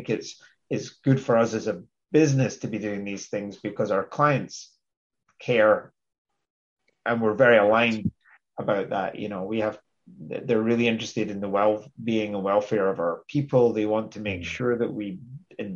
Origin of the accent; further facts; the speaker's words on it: Scotland, United Kingdom; I'm very Scottish